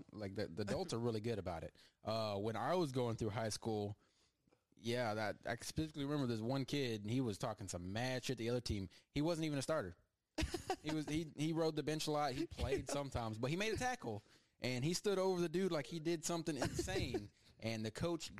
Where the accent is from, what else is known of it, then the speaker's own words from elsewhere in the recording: Crawford, Texas, United States; I'm a Crawford Pirate.